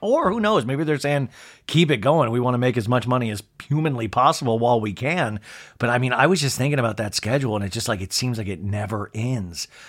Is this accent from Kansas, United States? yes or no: yes; Kansas, United States; when I was a kid growing up in Kansas